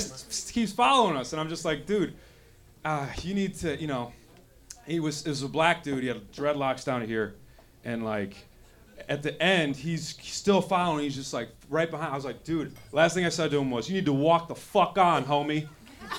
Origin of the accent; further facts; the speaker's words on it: Madison, Wisconsin, United States; moved away as an adult; now in Los Angeles, United States; I'm from Madison, Wisconsin